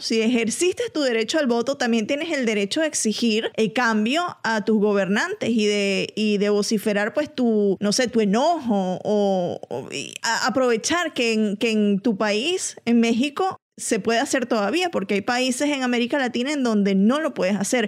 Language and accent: Spanish; Venezuela; now in Atlanta, United States; de Venezuela, pero en Atlanta